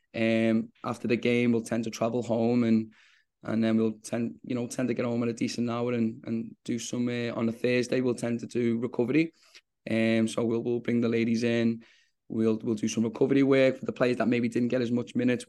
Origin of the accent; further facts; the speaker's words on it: England, United Kingdom; now in New York, United States; us both being English